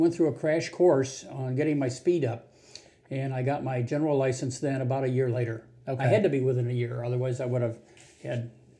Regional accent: Cincinnati, Ohio, United States; I grew up in Cincinnati.

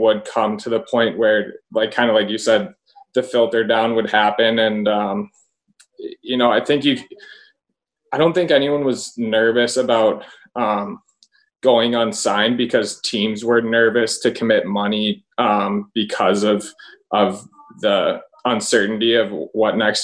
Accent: Milwaukee, Wisconsin, United States; my hometown

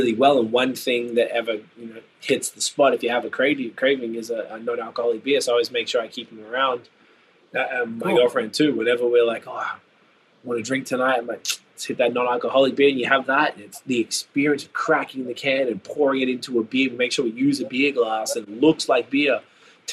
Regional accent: Melbourne, Victoria, Australia; moved away as an adult; now in Ontario, Canada; I'm from the southern part of Australia. I'm from Melbourne.

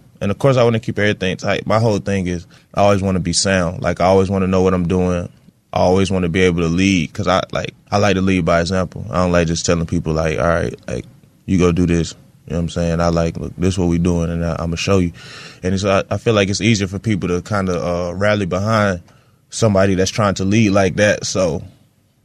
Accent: Fayetteville, North Carolina, United States; I'm from Cherry Gardens, bro, Section 8.

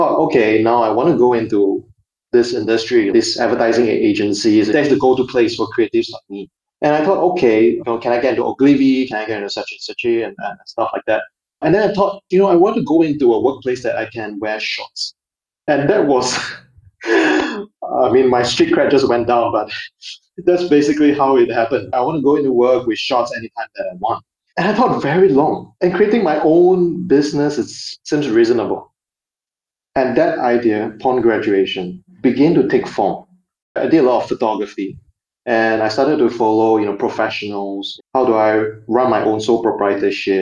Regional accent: Singapore; growing up in Singapore, it's almost like a bubble of sort

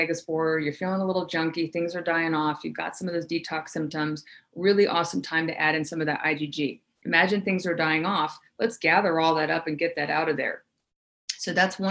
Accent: the South, United States; I grew up in the South

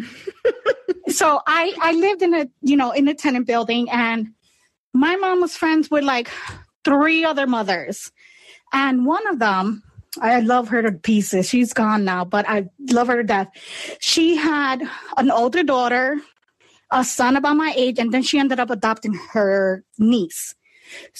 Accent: New York City, New York, United States; I was born and raised in the Bronx.

